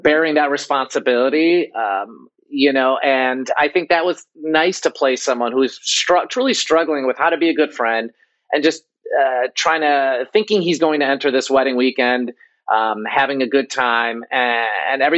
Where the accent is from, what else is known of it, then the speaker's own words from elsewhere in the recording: Chicago, Illinois, United States; moved away as an adult; I grew up in Chicago, and you know, my father's from India, my mother's from Poland.